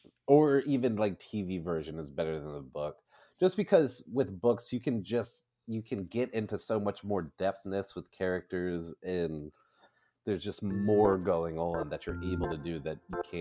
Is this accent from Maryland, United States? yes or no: yes; Maryland, United States; I was the only one born in Maryland